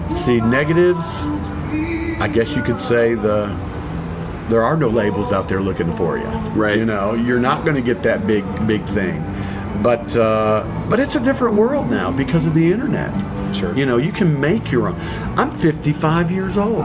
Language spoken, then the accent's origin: English; London, Kentucky, United States; also born or lived in Detroit, Michigan; now in Florida, United States; even though I was born in Detroit, but I was raised in Kentucky.